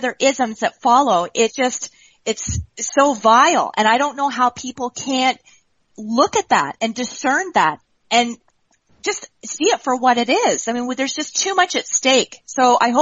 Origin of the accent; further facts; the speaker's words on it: Canada; I'm from Canada.